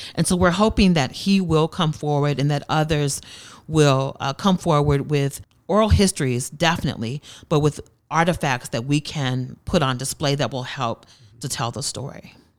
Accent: Tulsa, Oklahoma, United States; I'm from Tulsa, Tulsa native, born and raised here, and attended school in North Tulsa

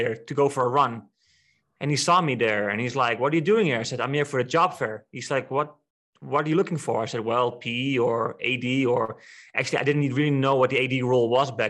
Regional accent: Netherlands; English is a second language; moved away as an adult; also born or lived in China; now in Mongolia; being from Netherlands.

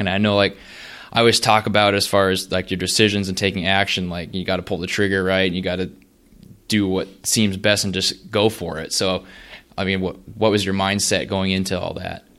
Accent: North Dakota, United States; moved away as an adult; now in Lincoln, United States; I'm from North Dakota, but eventually came down here

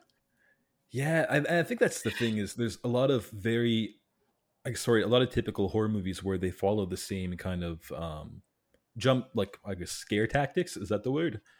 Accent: Canada; cuz I'm from Canada

